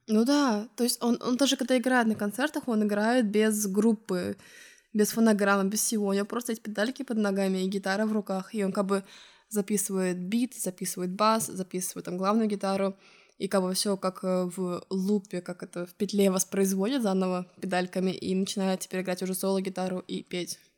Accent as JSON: {"language": "Russian", "country": "Estonia", "moved": "as an adult", "lives_now": "Lisbon, Portugal", "said": "из Эстонии."}